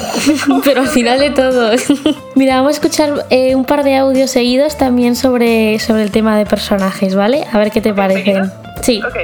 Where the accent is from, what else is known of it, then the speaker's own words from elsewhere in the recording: Mexico; soy de México